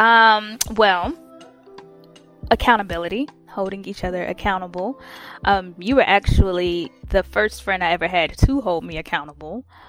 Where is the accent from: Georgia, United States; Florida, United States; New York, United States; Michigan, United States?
Georgia, United States; Atlanta; I'm from Atlanta, Georgia